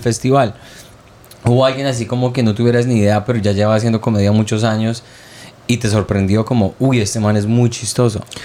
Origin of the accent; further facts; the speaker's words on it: Colombia; moved away; also born or lived in Montreal; la gente pervertida como lo somos los colombianos